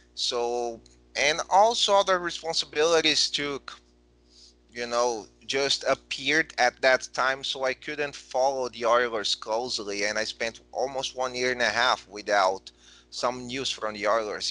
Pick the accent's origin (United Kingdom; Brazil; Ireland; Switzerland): Brazil; since I came back to Brazil